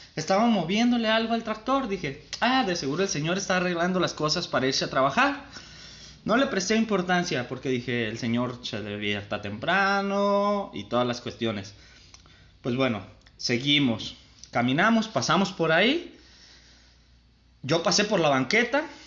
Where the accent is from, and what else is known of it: San Martín, Mexico